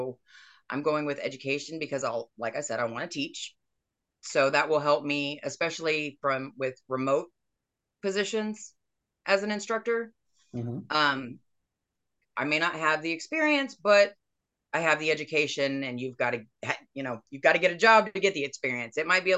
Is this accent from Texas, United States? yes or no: yes; Houston, Texas, United States; also born or lived in Arkansas / Tennessee; I was born in Houston.